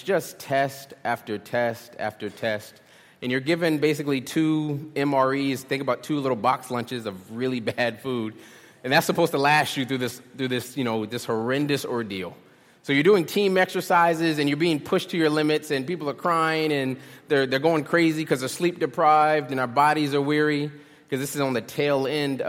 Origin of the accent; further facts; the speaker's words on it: Charleston, South Carolina, United States; also born or lived in Philadelphia; I'm from Charleston